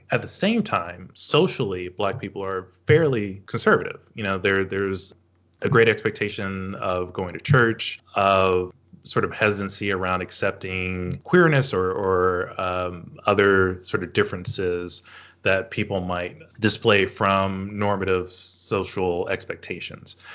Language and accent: English; the South, United States; those are things that I know have influenced me historically growing up in the South, knowing that uh, there's this expectation of voting democratically, but also to act um, socially conservative.